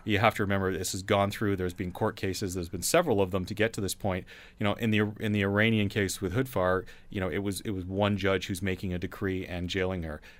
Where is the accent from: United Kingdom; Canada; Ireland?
Canada